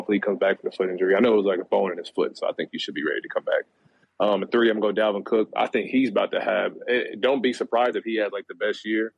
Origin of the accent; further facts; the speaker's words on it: Kansas City, Missouri, United States; I'm from Kansas City.